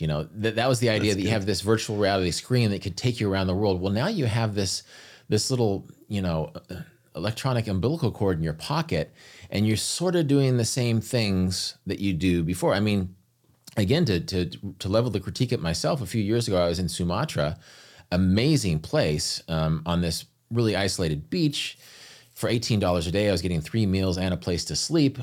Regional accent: United States; as an American, I, I always had more money than them.

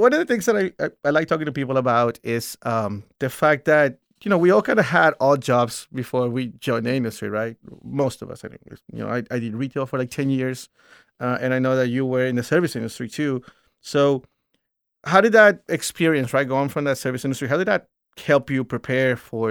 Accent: Houston, Texas, United States; Houston, Houston might be one of the best cities in the world. But I might be biased because I am from Houston, too.

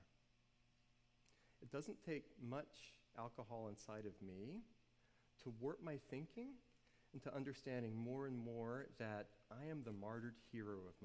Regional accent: New Orleans, Louisiana, United States; I grew up in New Orleans, and everybody around me drank in middle school

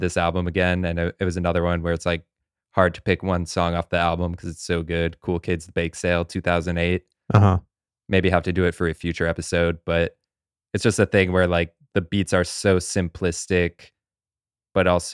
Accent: Champaign, Illinois, United States; my hometown, Champaign, Illinois

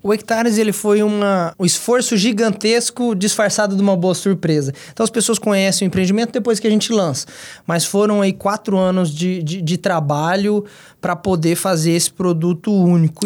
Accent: Dourados, Mato Grosso do Sul, Brazil; also born or lived in Londrina, Paraná; sou douradense desde pequenininho

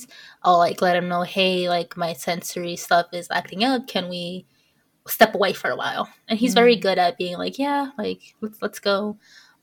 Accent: United States; I'm American

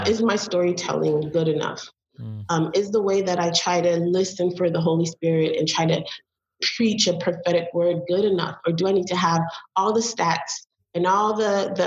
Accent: Belize; now in United States; I'm from Belize

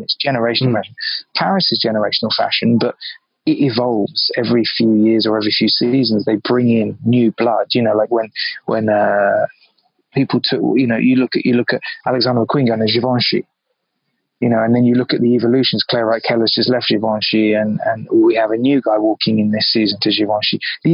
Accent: London, United Kingdom; moved away as an adult; also born or lived in Biarritz, France; now in New York, United States; I grew up in London. I cut my teeth in London. I'm from London.

